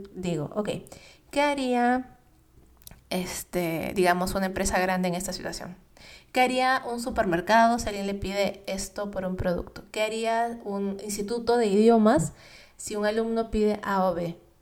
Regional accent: Peru; moved away as an adult; also born or lived in United States; mi país, en Perú

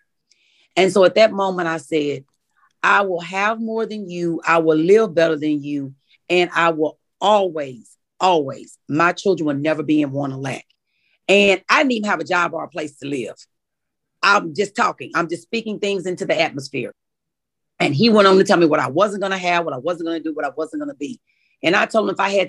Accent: Warren, Arkansas, United States; I grew up in Warren, Arkansas, and I am the baby of five children

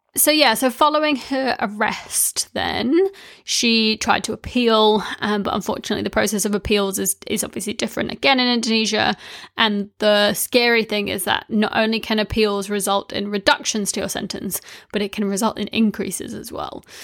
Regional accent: New Zealand; when I was growing up in New Zealand

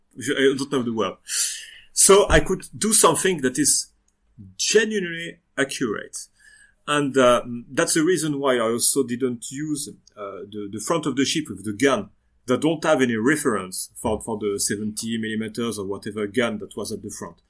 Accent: western France, France; English is a second language; now in Lyon, France; I come from the Western France

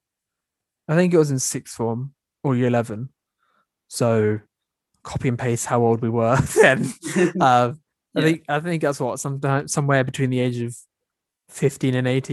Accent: London, United Kingdom; also born or lived in Switzerland; I didn't grow up in a particularly Asian area. I mean, I know it's London, but, and to be honest, there are a fair few Asians in that area

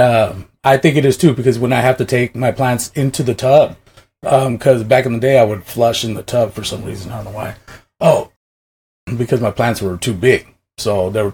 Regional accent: Washington, United States; I'm originally from Washington

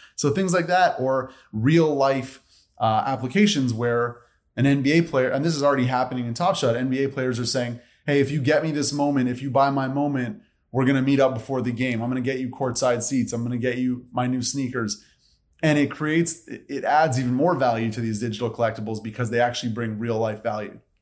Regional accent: Montreal, Quebec, Canada; moved away; I'm from Montreal, Canada originally.

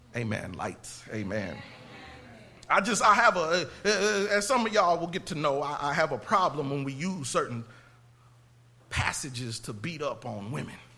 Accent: Indiana, United States; now in Texas, United States; I'm not from Texas. I'm from Indiana.

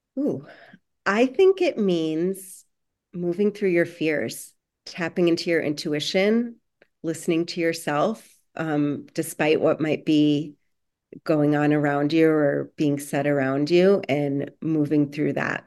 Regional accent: Chicago, Illinois, United States; moved away as an adult; now in Los Angeles, United States; originally from Chicago, but now living in Los Angeles.

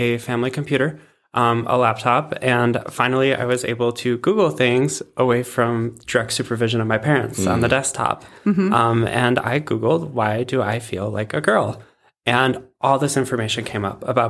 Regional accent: Cleveland, Ohio, United States; now in Fargo, United States; I live in Fargo, North Dakota currently, originally from Cleveland, Ohio.

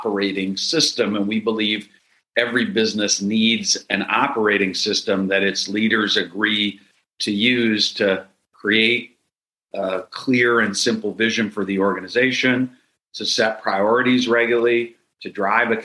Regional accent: Minneapolis, Minnesota, United States; I am from Minneapolis

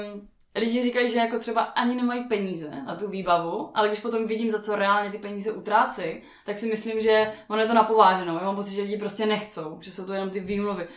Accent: Ostrava, Moravian-Silesian Region, Czechia; Já jsem z Ostravy a máme tam nádherný Beskydy

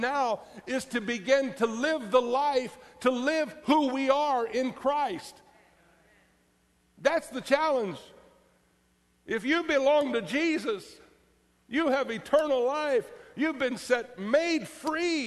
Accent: Florida, United States; growing up in Florida

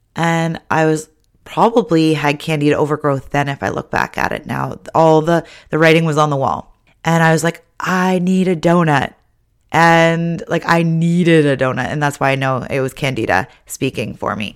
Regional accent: Ontario, Canada; now in British Columbia, Canada; growing up in Ontario

